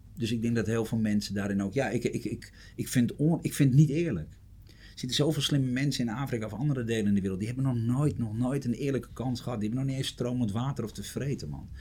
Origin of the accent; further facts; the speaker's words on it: Amsterdam, North Holland, Netherlands; ik kom uit Amsterdam